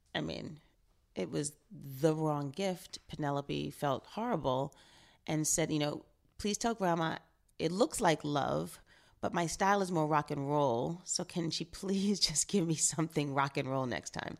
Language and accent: English; New York, United States; growing up in New York, um, in high school and then post-college, living downtown in the East Village